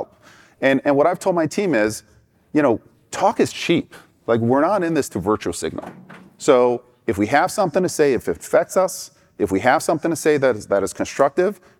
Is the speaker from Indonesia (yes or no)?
no; Iran; moved away; I experienced growing up in Iran